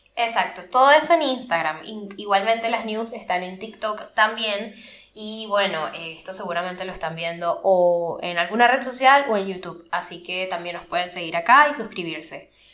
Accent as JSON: {"language": "Spanish", "country": "Venezuela", "moved": "yes", "said": "ambos somos venezolanos y nos fuimos del país"}